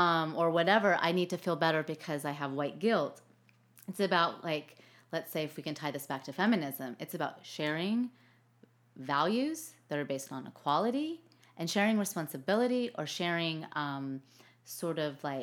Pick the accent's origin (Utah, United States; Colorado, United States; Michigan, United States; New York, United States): Colorado, United States; Denver; born there; also born or lived in Texas / Arkansas; No, so I was born in Denver, and okay. then, due to my dad's job